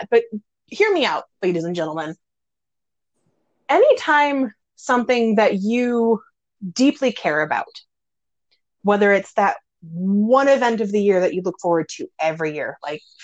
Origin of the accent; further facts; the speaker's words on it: Midwest, United States; I'm from the Midwest